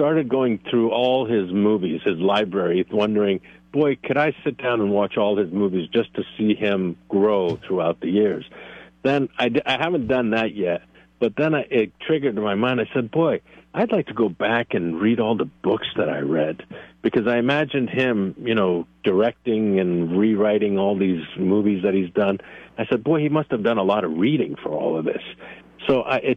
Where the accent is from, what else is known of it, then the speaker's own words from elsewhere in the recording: Northeast, United States; moved away; I grew up in the Northeast